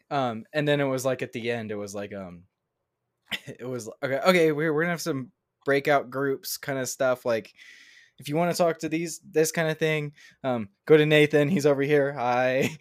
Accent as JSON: {"language": "English", "town": "Houston", "region": "Texas", "country": "United States", "moved": "yes"}